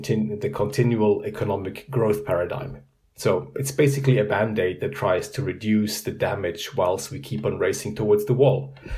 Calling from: Zurich, Switzerland; I'm calling in from Zurich, Switzerland.

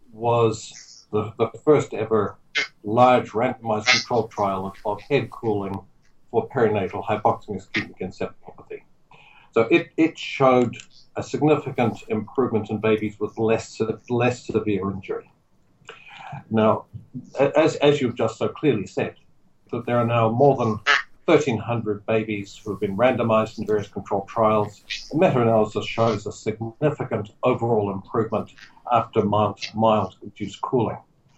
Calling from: Auckland, New Zealand; I'm calling you from Auckland today.

